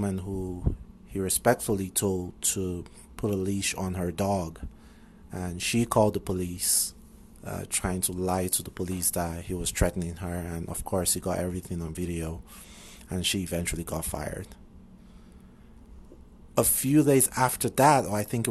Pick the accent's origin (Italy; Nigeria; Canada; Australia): Nigeria; moved away as an adult; now in United States; You know I'm Nigerian and that I've been living in the U.S. for about 3 years now. I grew up in Nigeria, lived there for most of my life.